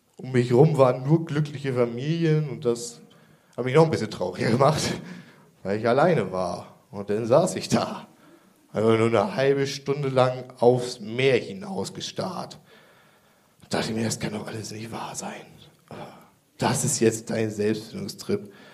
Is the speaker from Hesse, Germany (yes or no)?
no; Kreis Pinneberg, Schleswig-Holstein, Germany; Ich komme ursprünglich aus dem Kreis Pinneberg